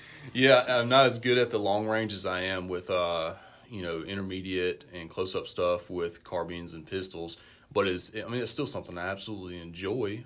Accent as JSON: {"language": "English", "town": "Vicksburg", "region": "Mississippi", "country": "United States", "tie": "born or raised there", "said": "I grew up in Vicksburg."}